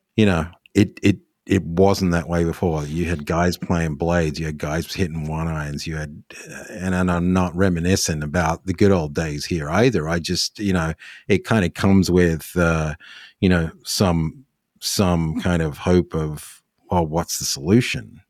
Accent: Australia; as an Australian

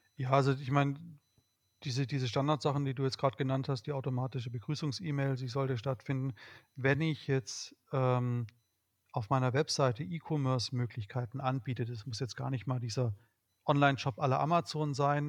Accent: Swabia, Baden-Württemberg, Germany; ich bin Schwabe

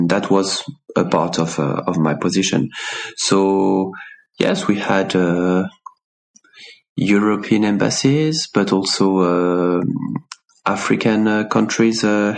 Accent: France; English is a second language; moved away as an adult; also born or lived in Paris / Laos; now in Switzerland; my wife and I grew up in the countryside in France.

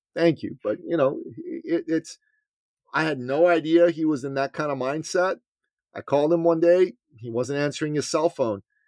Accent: Iran; moved away; I'm from Iran

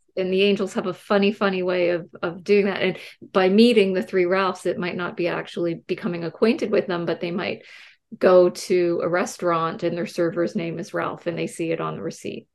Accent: Canada; I'm Canadian

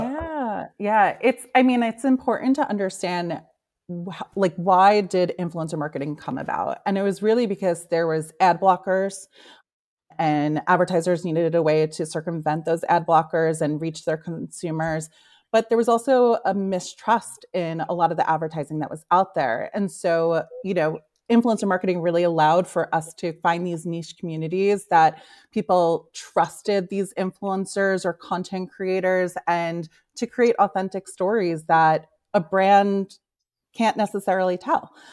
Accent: New York, United States; now in Los Angeles, United States; born and raised in New York, currently living

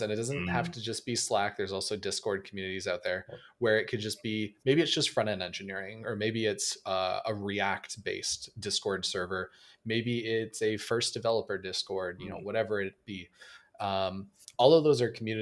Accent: Canada; a Canadian developer

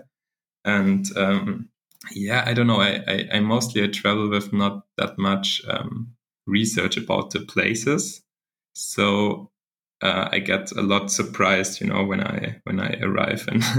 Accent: Germany; I'm from Germany

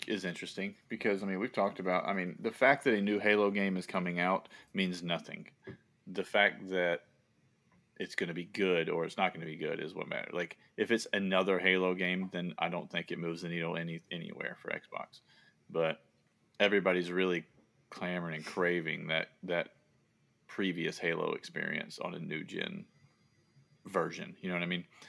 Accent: the South, United States; accent: Southern; moved away as an adult; now in Boston, United States; I have a Southern accent, but it's not even close to a thick Southern accent

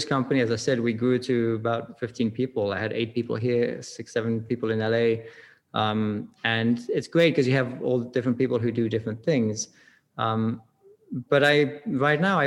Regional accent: Switzerland; moved away; also born or lived in California / England (parents); I grew up in Switzerland, but I have English parents, so we drank tea a lot.

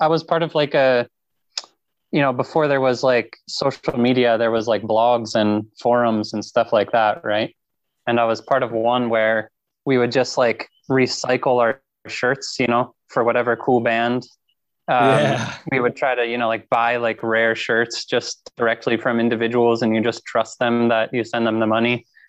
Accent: Pennsylvania, United States; So Purple Door is like a heavy music, Christian heavy music festival in my home state of Pennsylvania.

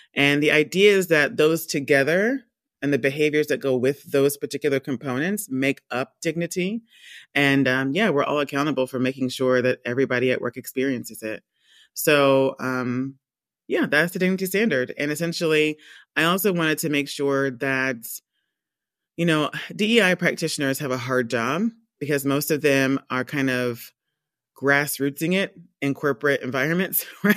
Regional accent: Georgia, United States; moved away as an adult; also born or lived in Rhode Island / London; I'm from the States. I was born and raised in Georgia.

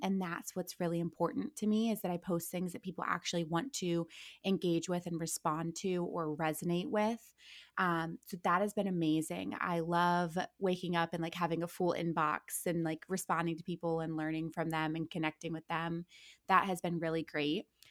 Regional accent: Akron, Ohio, United States; moved away as an adult; also born or lived in Orange County, California; now in Los Angeles, United States; I'm born and raised in Akron, Ohio.

